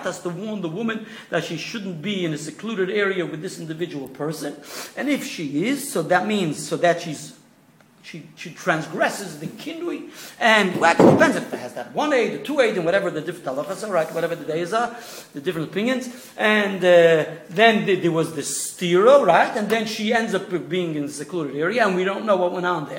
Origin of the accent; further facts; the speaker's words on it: New York City, New York, United States; now in Melbourne, Australia; So I was born in East New York.